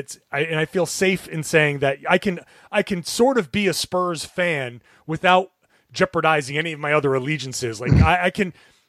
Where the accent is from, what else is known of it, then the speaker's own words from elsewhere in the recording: Boston, Massachusetts, United States; I grew up